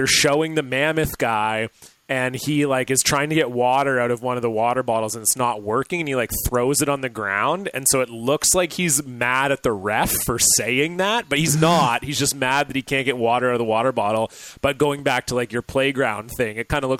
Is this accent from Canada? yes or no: yes; Ontario, Canada; now in Vancouver, Canada; I'm from Ontario, and in Ontario they also say decal